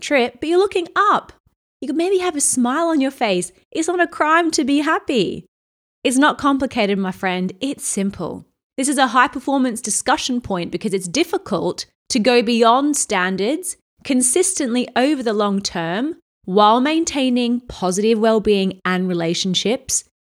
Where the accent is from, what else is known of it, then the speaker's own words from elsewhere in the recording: Australia; now in London, United Kingdom; I'm from Australia originally